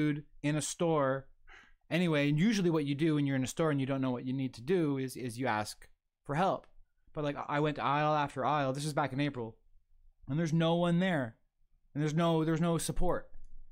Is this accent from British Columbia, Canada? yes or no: no; Toronto, Ontario, Canada; moved away as an adult; also born or lived in Alberta; now in Niagara Region, Canada; I came to Niagara region from Toronto when I was 20 for college